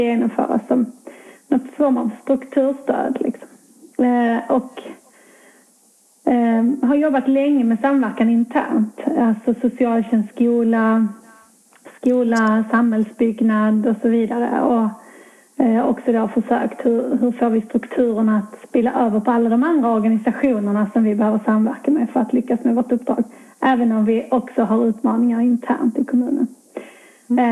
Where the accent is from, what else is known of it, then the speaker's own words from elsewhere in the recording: Skurup, Skåne, Sweden; also born or lived in Gävle; hamnade tillbaka i mina hemtrakter i Skåne, ganska nära min bostadsort i Skurup där jag växte upp